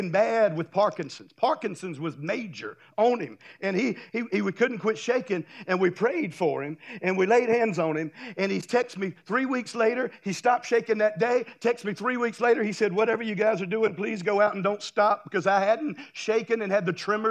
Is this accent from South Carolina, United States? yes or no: no; Minden, Louisiana, United States; now in Destin, United States; Minden, Louisiana, that's my hometown